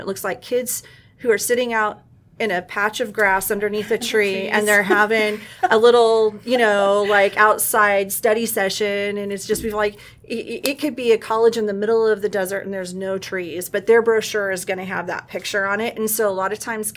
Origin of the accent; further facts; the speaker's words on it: El Centro, California, United States; moved away as an adult; also born or lived in Montana; I actually grew up in the Imperial Valley and in El Centro, California, which is right next to Mexicali.